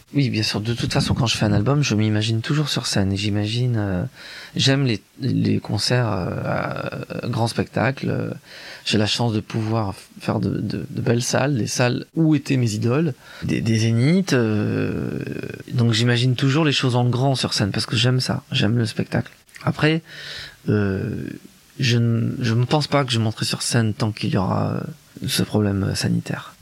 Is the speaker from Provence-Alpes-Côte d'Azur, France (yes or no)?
no; Grenoble, Auvergne-Rhône-Alpes, France; c'est un, milieu provincial, il est de Lyon, moi je suis de Grenoble